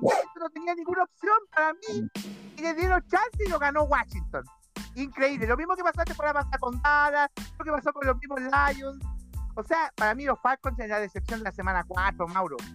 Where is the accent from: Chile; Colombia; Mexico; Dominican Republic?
Chile; nosotros que somos chilenos.